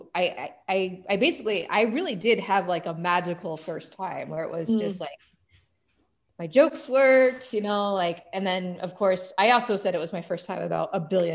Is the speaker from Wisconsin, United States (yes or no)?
no; Oklahoma City, Oklahoma, United States; moved away as an adult; also born or lived in Alaska; now in Phoenix, United States; I grew up in Oklahoma City, and I went to school in Norman, Oklahoma